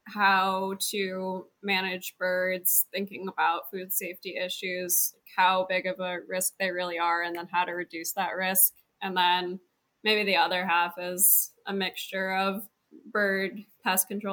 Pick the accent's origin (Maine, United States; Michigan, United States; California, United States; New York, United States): Michigan, United States; Lenawee County, Southeast; moved away as an adult; also born or lived in Ohio / Washington / Georgia; I'm from Southeast Michigan, Lenawee County, and then I've been gone a while.